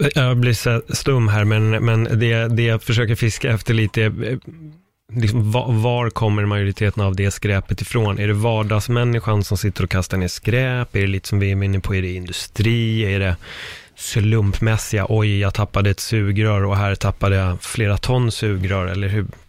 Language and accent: Swedish; Stockholm, Stockholm County, Sweden; also born or lived in Spain; det här är ju mina trakter, vi har ju uppväxt i Örnsberg